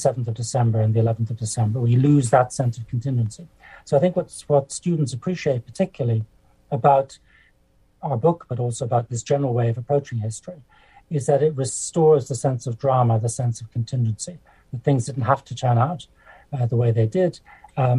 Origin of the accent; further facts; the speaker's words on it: Dublin, Leinster, Ireland; moved away as an adult; also born or lived in Germany; now in Cambridge, United Kingdom; I grew up in the Republic of Ireland. I'm a Dubliner